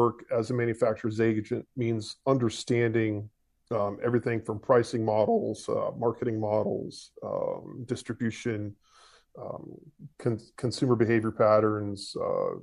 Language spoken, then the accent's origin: English; east coast of Florida, United States; also born or lived in Atlanta, Georgia; I was born in Atlanta, Georgia, moved to east coast of Florida when I was about 3, been here ever since